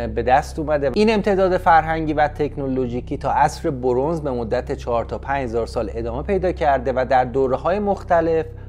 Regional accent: Tehran, Tehran Province, Iran; که در ایران متولد شدم در تهران 35 سال زندگی کردم

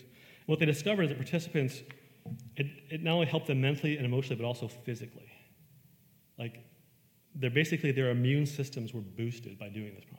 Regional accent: Western New York, United States; I grew up in Western New York

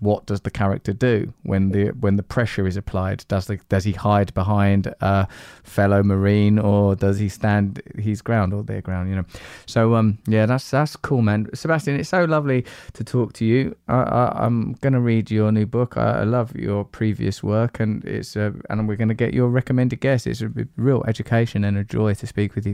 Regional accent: United Kingdom; being British

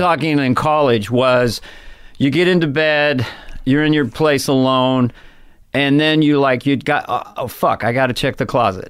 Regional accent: San Carlos, California, United States; Northern California, San Carlos

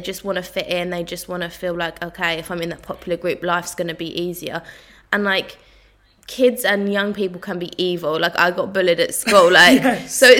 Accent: Southend, East of England, United Kingdom; I was like, oh my God, I'm just from Southend.

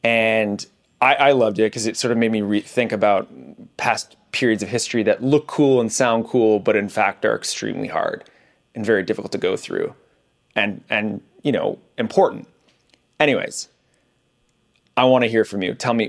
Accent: Canada; accent: Canadian; You should have heard me like 5 years ago. My Canadian accent was even thicker.

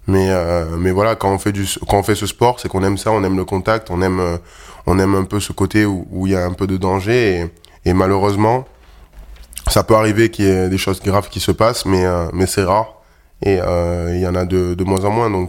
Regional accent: Provence-Alpes-Côte d'Azur, France; Ouais, c'est plutôt dans le sud. C'est vrai que le, football prime, surtout euh, là d'où je viens. Il y a beaucoup plus de, clubs de foot que de rugby. Même si on a des bonnes écoles de rugby là-bas et un grand club comme le RCT.

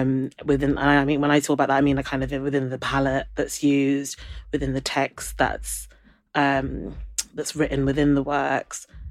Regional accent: London, United Kingdom; also born or lived in Brighton; I grew up in London

